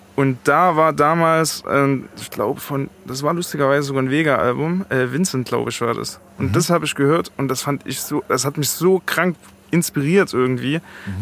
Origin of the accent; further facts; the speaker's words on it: East Germany, Germany; moved away as an adult; also born or lived in Chemnitz; now in Frankfurt, Germany; ich komme aus dem Osten